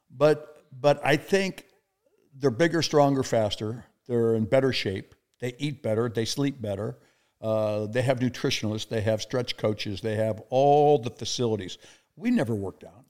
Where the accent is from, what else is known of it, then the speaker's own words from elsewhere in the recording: El Segundo, California, United States; moved away as an adult; now in Kansas City, United States; my hometown, El Segundo, California